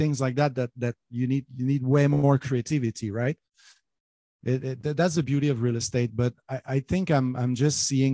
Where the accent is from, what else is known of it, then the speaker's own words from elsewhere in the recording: Montreal, Quebec, Canada; English is a second language; moved away as an adult; also born or lived in Las Vegas, United States; now in Catalonia, Spain; I'm born and raised in Montreal, Quebec.